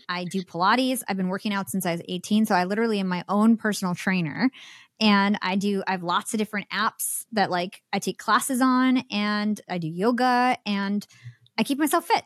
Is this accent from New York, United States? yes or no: yes; New York, United States; I'm from New York.